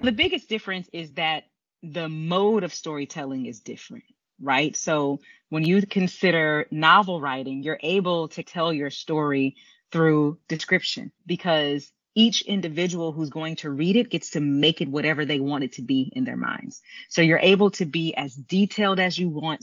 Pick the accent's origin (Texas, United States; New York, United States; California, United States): Texas, United States; Houston; I grew up in Houston, Texas